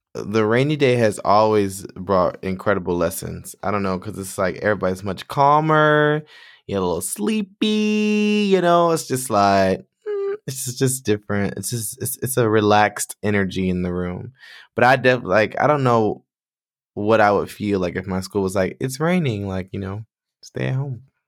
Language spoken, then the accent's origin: English; Michigan, United States; moved away as an adult; I decided to move back to my home state, my home city